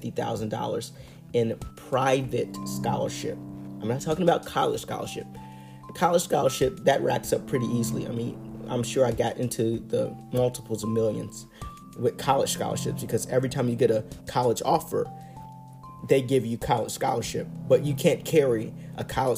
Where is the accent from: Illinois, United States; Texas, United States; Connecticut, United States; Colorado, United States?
Illinois, United States; here in my home state of Illinois